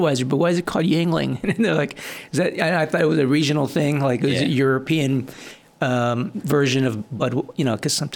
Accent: Guam; I grew up in Guam

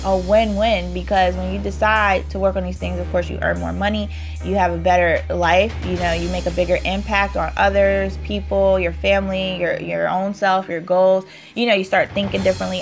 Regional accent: New York, United States; I'm from New York

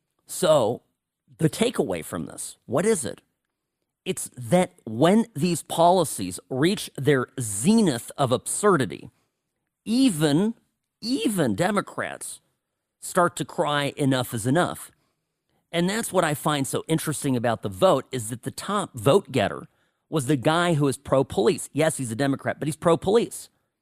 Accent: Evanston, Illinois, United States; born there; I care a little bit about Chicago because I was born there. I was born outside of Chicago in Evanston, Illinois.

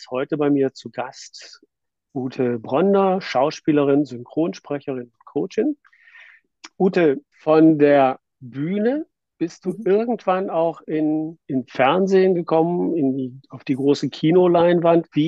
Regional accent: Northern Germany, Germany; als Norddeutscher etwas, etwas genauer hinschauen, wie heißt es denn nun?

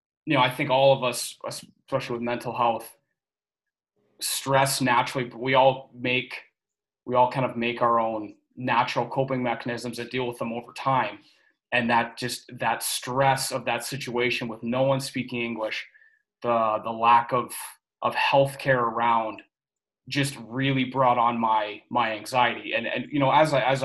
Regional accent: Lindsay, Ontario, Canada; moved away as an adult; also born or lived in Michigan / Toledo, Ohio / Florida; I'm originally from Lindsay, Ontario, and grew up there my whole life

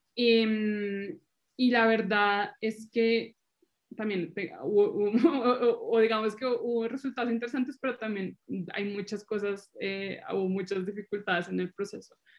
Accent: Colombia; moved away as an adult; now in Italy; yo soy colombiana, vivo en Italia

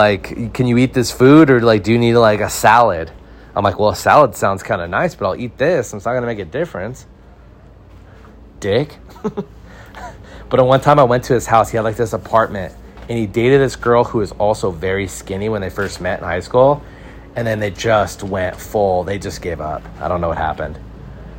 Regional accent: Santa Clarita, California, United States; This pizza place we went to growing up in Santa Clarita, we'd order it every Friday

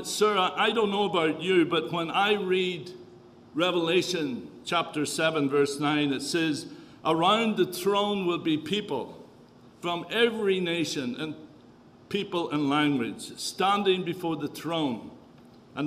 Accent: Northern Ireland, United Kingdom; accent: Irish; moved away as an adult; also born or lived in Kenya / Tanzania; now in Canada; Was born and raised in the north of Ireland, left there when there was the Troubles

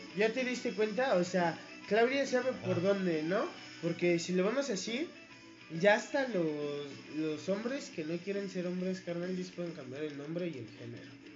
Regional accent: Mexico City, Mexico; yo soy de Iztapalapa

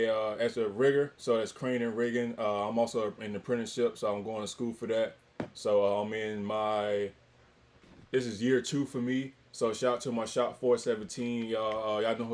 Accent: Elizabeth City, North Carolina, United States; we're three guys from Lisbon City, North Carolina

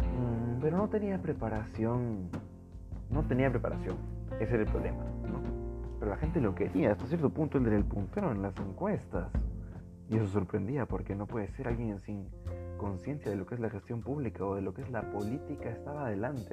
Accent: Peru; esta es la raza peruana. Todos somos peruanos.

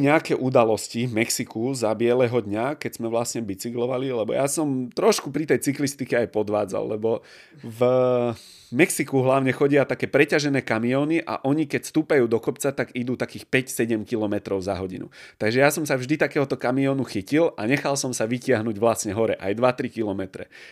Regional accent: Bratislava, Bratislava Region, Slovakia; u nás v Bratislave

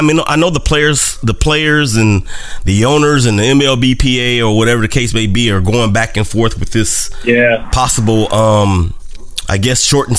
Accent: Oakland, California, United States; moved away; the first part of my life, I grew up in California, in Oakland.

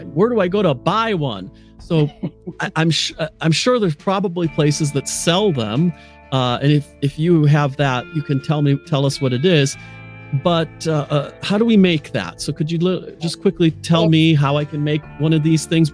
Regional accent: United States; now in Nottingham, United Kingdom; I happen to be in Nottingham, England, the home of Robin Hood. Uh, even though I am American, I reside here

